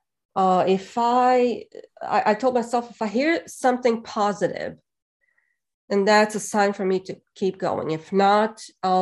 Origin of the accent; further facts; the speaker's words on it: Bosnia & Herzegovina; moved away as an adult; now in Hawkins, United States; when I was growing up in Bosnia. And even when I first moved to America in 99